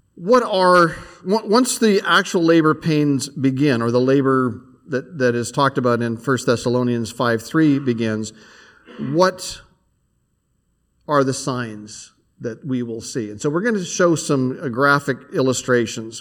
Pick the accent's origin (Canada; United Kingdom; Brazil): Canada; now in United States; I'm a Canadian